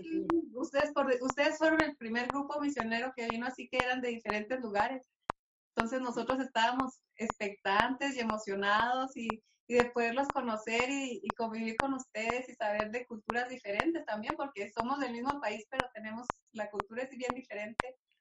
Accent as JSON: {"language": "Spanish", "town": "Álamo de Ojos Azules", "region": "Chihuahua", "country": "Mexico", "tie": "born or raised there", "accent": "northern", "said": "somos de ahí del Álamo de Ojos Azules, así se llama Álamo de Ojos Azules, de acá de, Chihuahua. Por nuestro acento, luego, luego nos van a sacar del norte"}